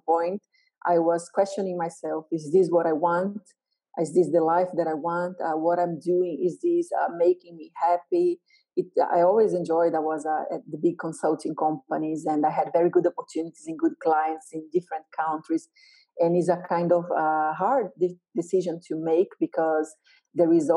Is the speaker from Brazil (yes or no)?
yes; Brazil; I'm from Brazil, as you said, and I'm from a middle-class family